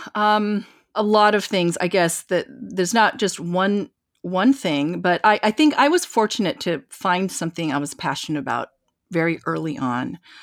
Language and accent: English; eastern Washington, United States; also born or lived in Korea; now in New York, United States; my family moved to this small town in eastern Washington. And, you know, I grew up in wheat fields